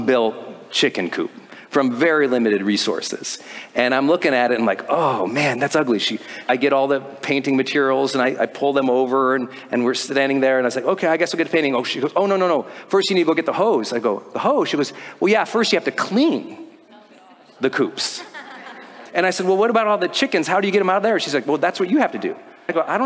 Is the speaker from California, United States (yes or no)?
no; Montana, United States; I'm from Montana